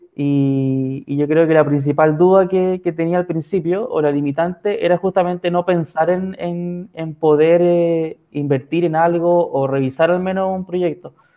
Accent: San Felipe, Valparaíso, Chile; moved away as an adult; now in Santiago, Chile; soy de San Felipe, pero por trabajo vivo acá en Santiago

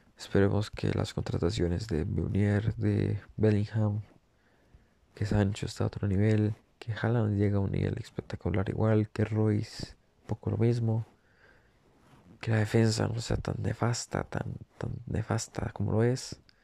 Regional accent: Costa Rica; soy de Costa Rica

